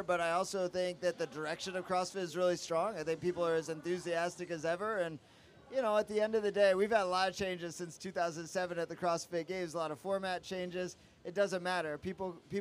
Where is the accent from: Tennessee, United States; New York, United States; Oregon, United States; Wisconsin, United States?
Oregon, United States; moved away as an adult; also born or lived in California / Washington, D.C.; now in San Diego, United States; I'm originally from Oregon